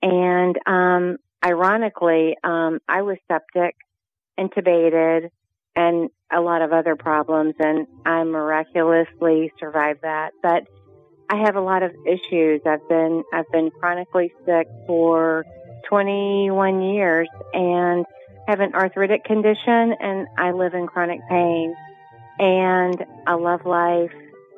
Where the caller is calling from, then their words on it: Lexington, Kentucky, United States; I'm …. I'm … from Lexington, Kentucky.